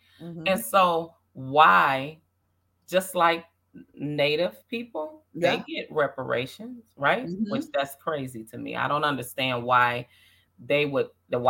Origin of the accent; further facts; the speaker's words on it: Minnesota, United States; because I'm from Minnesota, right?